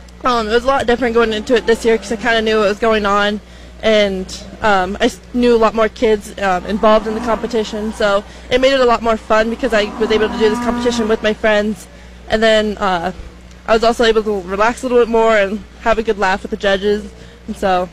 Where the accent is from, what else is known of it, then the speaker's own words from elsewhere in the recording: St. Edward, Nebraska, United States; So I'm from St. Edward, Nebraska. I grew up on a small farm just west of St. Edward.